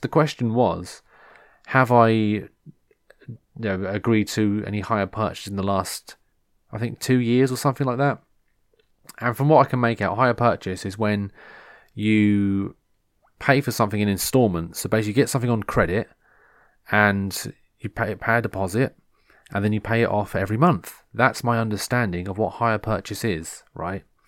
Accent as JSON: {"language": "English", "region": "England", "country": "United Kingdom", "said": "I'm English."}